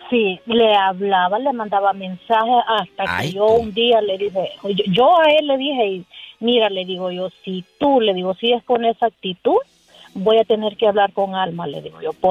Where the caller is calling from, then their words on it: Las Vegas, Nevada, United States; de Las Vegas. ¿Cómo estás?